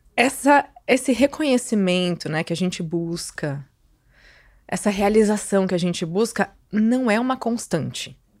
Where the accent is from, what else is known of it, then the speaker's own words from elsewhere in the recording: Santos, São Paulo, Brazil; also born or lived in Rio de Janeiro; eu voltei para minha cidade, para Santos, saí do Rio